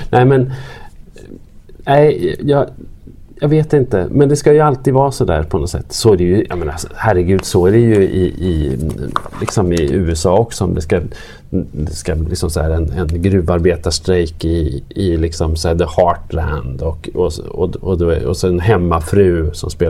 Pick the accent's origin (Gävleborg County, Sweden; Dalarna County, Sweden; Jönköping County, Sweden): Gävleborg County, Sweden; Arbrå; Du vet att vi är från Arbro bägge två, jag och Peter